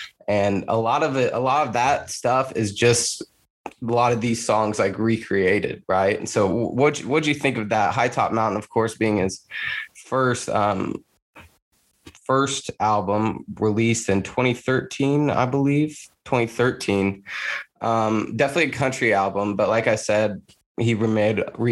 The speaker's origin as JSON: {"language": "English", "area": "Rush County", "region": "Indiana", "country": "United States", "tie": "born or raised there", "said": "I grew up in Rush County"}